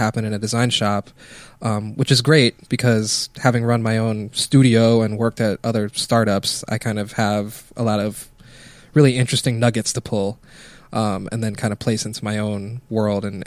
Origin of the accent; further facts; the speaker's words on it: Hawaii, United States; moved away as an adult; now in California, United States; I'm from Hawaii. I ran a creative agency back home a couple years ago, and then I moved to California